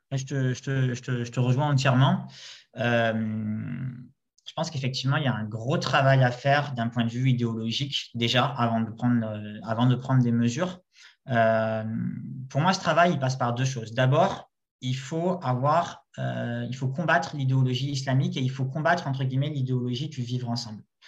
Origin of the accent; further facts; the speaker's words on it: Marseille, Provence-Alpes-Côte d'Azur, France; je viens de Marseille